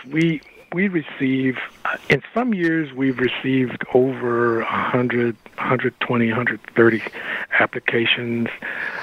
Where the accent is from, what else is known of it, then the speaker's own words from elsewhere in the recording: Texas, United States; I'm from Texas